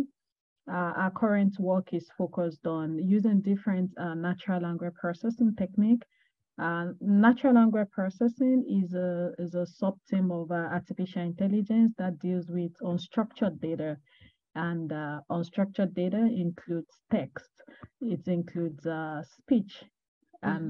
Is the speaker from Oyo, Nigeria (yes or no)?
yes; Ogbomosho, Oyo, Nigeria; moved away as an adult; now in London, United Kingdom; I'm from Nigeria. I'm particularly from Ogbomosho in Oyo State, Nigeria. I currently live in London. I moved more than a year ago.